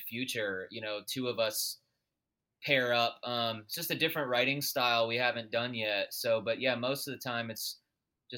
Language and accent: English; Raleigh, North Carolina, United States; the North Carolina State Fair growing up in Raleigh